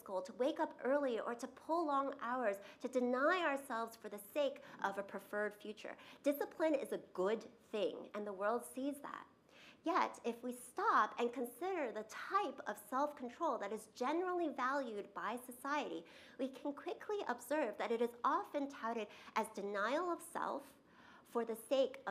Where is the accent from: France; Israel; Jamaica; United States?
United States; New York; I grew up in New York, and we used to fly through Chicago O'Hare to get to Asia to visit my grandparents in Taiwan.